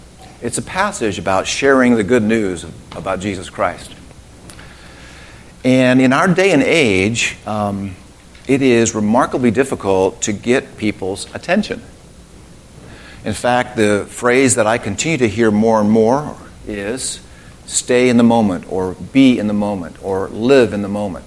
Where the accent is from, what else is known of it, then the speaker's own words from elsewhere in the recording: United States; I'm an American